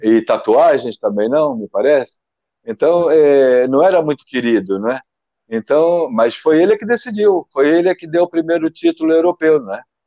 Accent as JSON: {"language": "Portuguese", "country": "Brazil", "moved": "as an adult", "lives_now": "Portugal", "said": "vivi no meu país até 26 anos"}